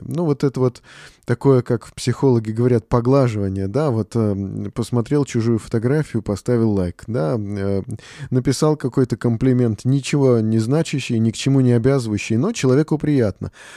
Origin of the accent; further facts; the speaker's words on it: Moscow, Russia; Мы москвичи